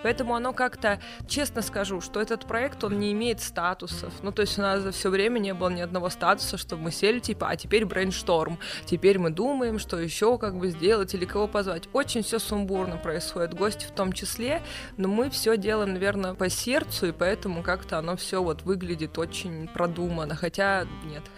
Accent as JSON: {"language": "Russian", "town": "Vladivostok", "region": "Primorsky Krai", "country": "Russia", "tie": "born or raised there", "moved": "as an adult", "lives_now": "Moscow, Russia", "said": "Мы обе из Владивостока, из одного класса, то есть мы познакомились 1 сентября на первой линейке"}